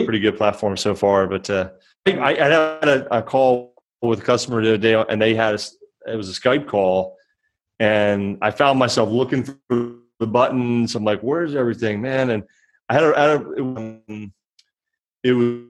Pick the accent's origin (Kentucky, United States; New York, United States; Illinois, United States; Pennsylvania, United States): Pennsylvania, United States; Philadelphia; moved away; I grew up in Philly